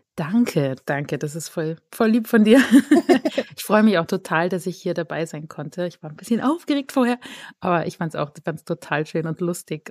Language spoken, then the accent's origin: German; near Cologne, North Rhine-Westphalia, Germany; now in Austria; komme ich aus dem Rheinland ursprünglich, aus der Nähe von Köln